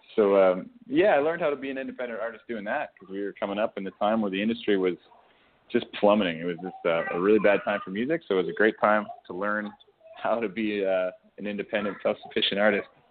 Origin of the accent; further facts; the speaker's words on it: Alberta, Canada; growing up in Alberta